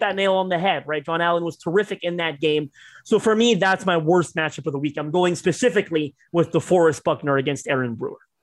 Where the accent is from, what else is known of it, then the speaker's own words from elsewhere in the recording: Toronto, Ontario, Canada; I'm Canadian, right? I'm from Toronto